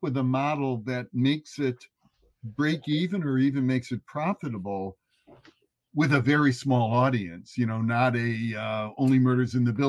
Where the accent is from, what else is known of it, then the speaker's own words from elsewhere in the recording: Chicago, Illinois, United States; I'm from the Chicago area.